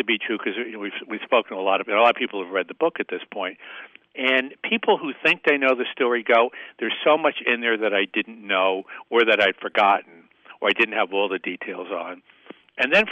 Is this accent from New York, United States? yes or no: yes; Newburgh, New York, United States; moved away as an adult; also born or lived in Massachusetts; now in Florida, United States; I grew up in Newburgh, down the Hudson a little bit, and then my family moved to Massachusetts when I was 18